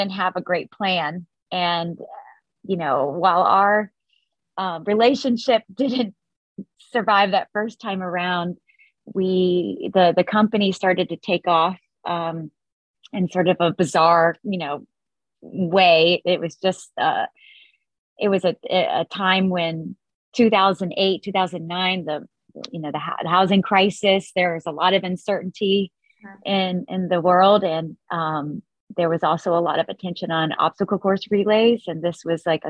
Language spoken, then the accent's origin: English; Florida, United States; I grew up in Florida and had a really sort of nice upbringing